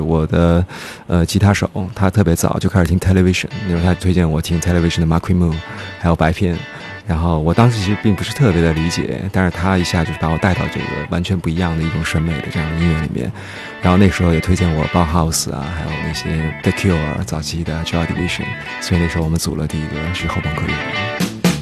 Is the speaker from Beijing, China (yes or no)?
yes; Beijing, China; now in Shanghai, China; 我也是我北京人。那时候就是从小在北京